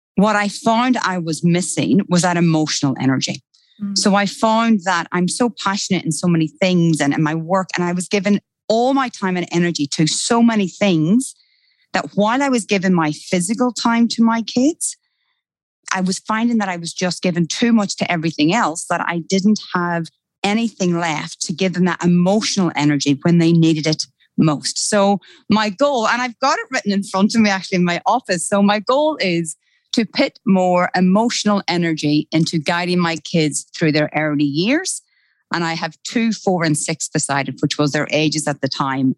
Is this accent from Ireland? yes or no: yes; Ireland; accent: Irish; moved away as an adult; now in Australia; I actually don't hear my Irish accent